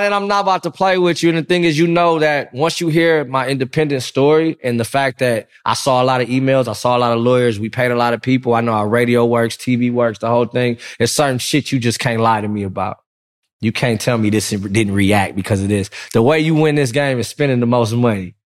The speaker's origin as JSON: {"language": "English", "town": "Compton", "region": "California", "country": "United States", "said": "I'm from Compton."}